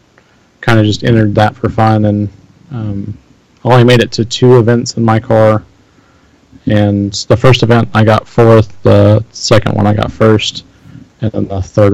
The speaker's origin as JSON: {"language": "English", "region": "Oklahoma", "country": "United States", "said": "Yeah, actually, so I'm from Oklahoma."}